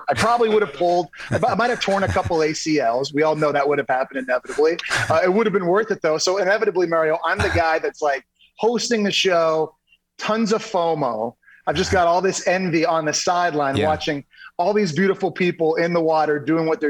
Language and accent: English; Ottawa, Ontario, Canada; I grew up in Ottawa, Canada, which is the mecca of pro surfing